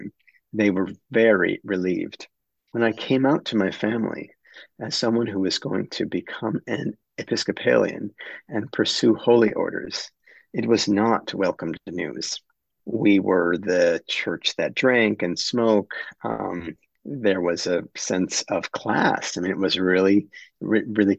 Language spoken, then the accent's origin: English; Upper Peninsula of Michigan, United States; now in Maine, United States; I grew up in a very small town, really a hamlet of 22 houses and a few businesses in the Upper Peninsula of Michigan